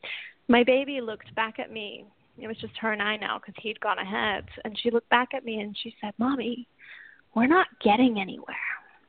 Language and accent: English; England, United Kingdom; accent: English/Southern; now in United States; I'm actually from England originally, but I have been in the States for a long time. So my accent tends to go all over the place between English and Southern and anything in between, you know.